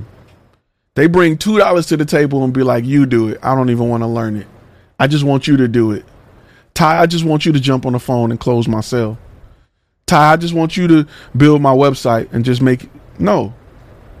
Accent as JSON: {"language": "English", "town": "Detroit", "region": "Michigan", "country": "United States", "said": "Coming from the hood. I'm from the hood. I'm from Detroit"}